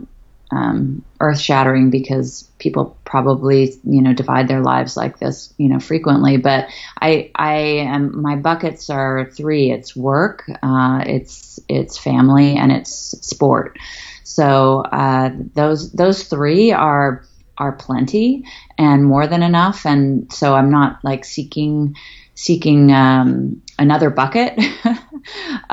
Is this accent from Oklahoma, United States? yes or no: no; Berkeley, California, United States; moved away; I grew up in Berkeley, California